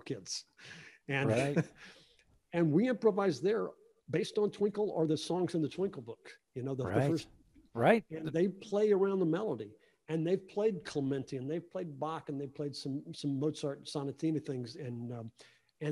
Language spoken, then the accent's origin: English; Dallas, Texas, United States; I'm from Dallas